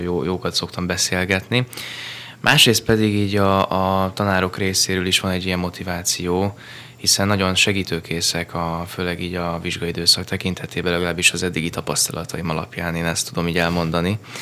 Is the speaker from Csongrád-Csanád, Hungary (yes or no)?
no; Budapest, Hungary; also born or lived in Pilisszentkereszt; Én budapesti vagyok